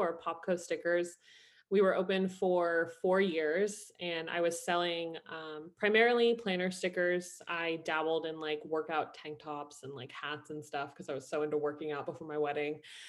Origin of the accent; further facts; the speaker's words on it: Ireland; also born or lived in New Jersey, United States; So I was born in New Jersey. My mom is Irish. So we moved to Ireland when I was 12, did high school, college, and I was a project manager at Yahoo in Ireland.